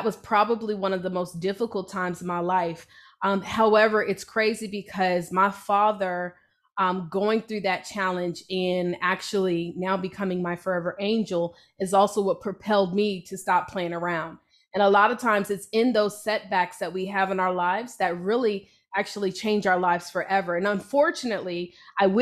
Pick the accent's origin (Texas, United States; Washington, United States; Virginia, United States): Virginia, United States; Hampton; moved away; I'm originally from Virginia. Hampton, Virginia.